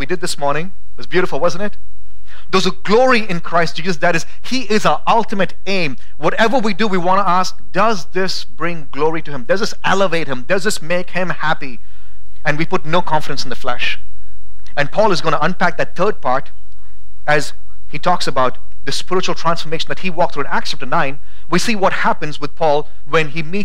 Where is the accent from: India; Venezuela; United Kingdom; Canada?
India; now in Boise, United States; growing up in India, we had a lot of trees around my house